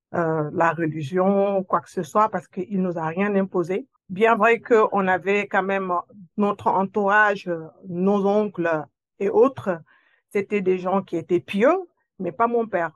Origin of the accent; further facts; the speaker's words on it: Senegal; moved away as an adult; now in France; je suis née dans, une ville, euh, dans, la province, où j'ai grandi là-bas